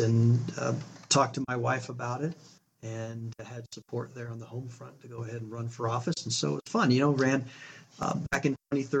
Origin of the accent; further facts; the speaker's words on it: Arizona, United States; born there; also born or lived in Utah / California; So I was born in Arizona. We moved to Utah, to California, back to Utah, a couple different moves within each of those states.